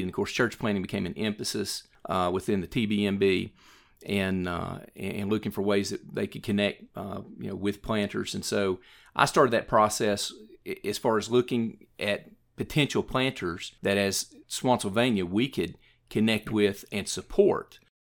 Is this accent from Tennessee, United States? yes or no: yes; Morristown, Tennessee, United States; also born or lived in Jefferson City, Tennessee; I grew up in Morristown and went through the Morristown school system